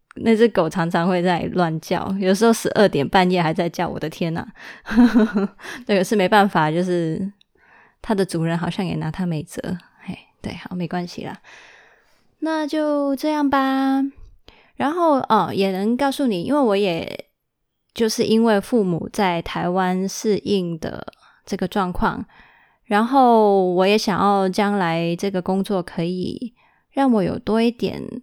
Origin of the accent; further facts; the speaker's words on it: Hong Kong; 我其实是住在香港的。我从小到大就是因为我爸爸要在香港跟那个深圳工作，那所以就他，呃，他跟妈妈结婚的时候就已经是直接在香港生活，所以我其实是在香港长大的